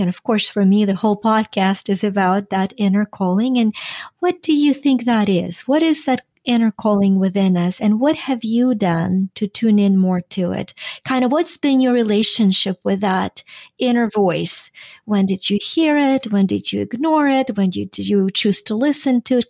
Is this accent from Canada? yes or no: no; Ukraine; now in United States; I am Ukrainian American. I was born and raised in Ukraine